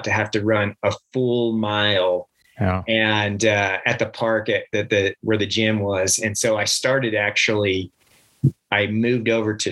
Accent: Reno, Nevada, United States; moved away as an adult; also born or lived in Henderson, Nevada / Las Vegas, Nevada / Texas / Washington; now in Heber City, United States; I'm actually from Nevada. I grew up really young in outside of Las Vegas and Henderson. In grade school, we moved up to Reno, and pretty much I lived up until graduation

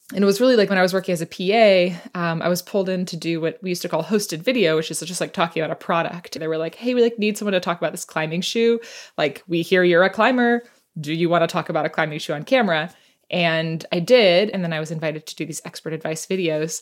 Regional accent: United States; moved away as an adult; also born or lived in New York City; now in Seattle, United States; I was born and raised right outside Washington, D C

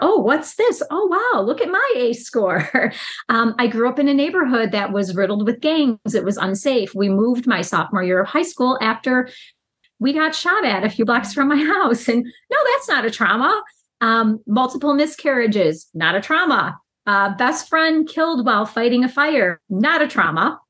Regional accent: Chicago, Illinois, United States; I am from Chicago, lifelong resident

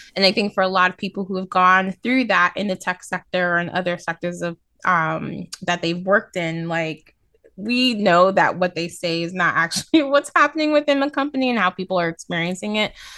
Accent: New York City, New York, United States; as a New Yorker

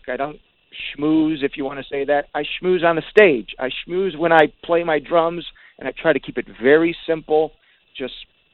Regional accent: Detroit, Michigan, United States; growing up in Detroit is way different than California

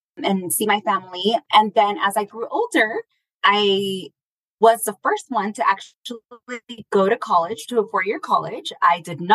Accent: Stockton, California, United States; now in Michoacán, Mexico; I was born in Stockton, California

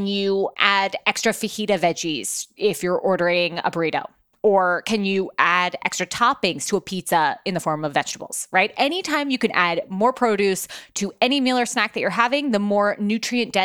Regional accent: New York, United States; here in my hometown of New York

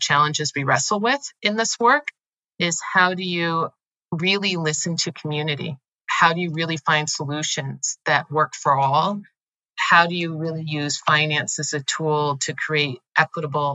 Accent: United States; which was more of a value system I grew up in America

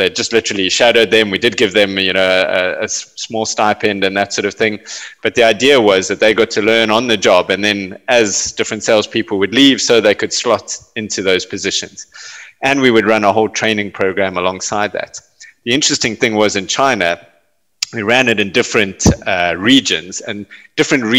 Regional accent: South Africa; South Africa was in the throes of apartheid when I was growing up

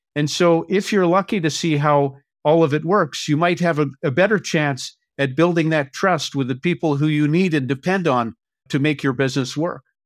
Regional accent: Winnipeg, Manitoba, Canada; now in Vancouver, Canada; I grew up in Winnipeg, Manitoba

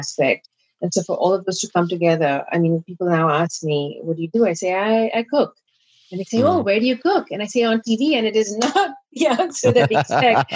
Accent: India; Growing up in India

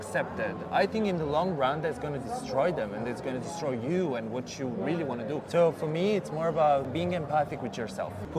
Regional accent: Naples, Campania, Italy; I'm from Naples, the south of Italy. It's actually not one of the most beautiful city in the world, but not the best place to grow up.

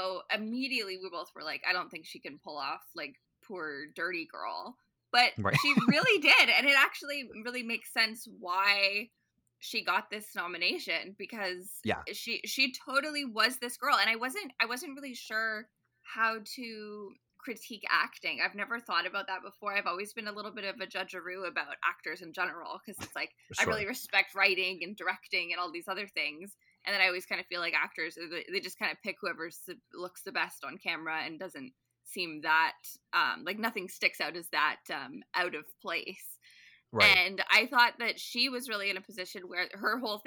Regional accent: Ottawa, Ontario, Canada

